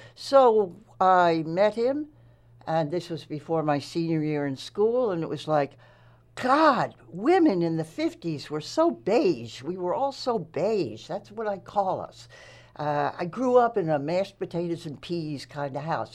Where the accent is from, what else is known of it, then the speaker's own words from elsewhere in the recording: Nassau County, Long Island, New York, United States; moved away as an adult; also born or lived in Massachusetts; I graduated high school there